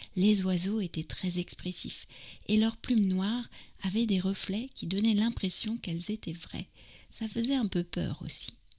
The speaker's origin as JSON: {"language": "French", "country": "France", "also_born_or_lived": "near Paris", "said": "je suis française, j'habite près de Paris"}